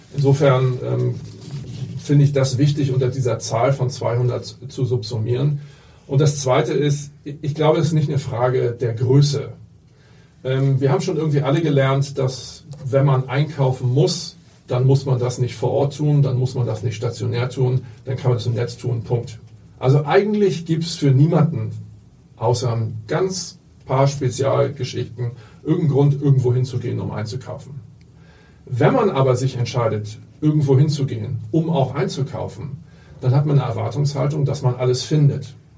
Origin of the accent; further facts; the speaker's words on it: Hamburg, Germany; ich bin aufgewachsen und in der Tat geboren hier